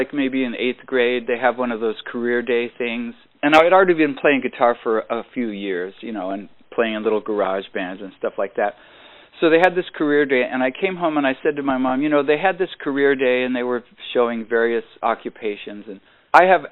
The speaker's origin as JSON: {"language": "English", "town": "San Jose", "region": "California", "country": "United States", "tie": "born or raised there", "also_born_or_lived": "Berkeley, California", "said": "I was born in Berkeley, but I, you know, grew up in San Jose"}